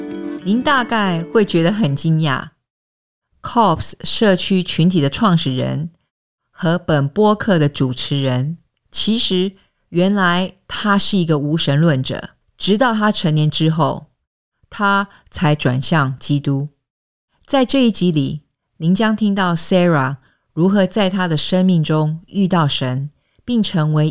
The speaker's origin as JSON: {"language": "Chinese", "country": "Singapore", "tie": "born or raised there", "said": "我在新加坡出生和长大，这是一个面积约七百平方公里的小城邦，位于东南亚的一个小岛上，面积不比纽约市大。"}